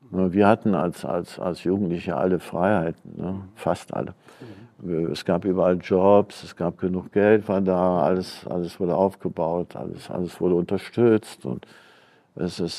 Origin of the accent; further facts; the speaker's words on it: North Rhine-Westphalia, Germany; born there; Und ich bin im Wald, 51 im Wald geboren, also am Waldrand in so einem Finzendorf im Teutoburger Wald.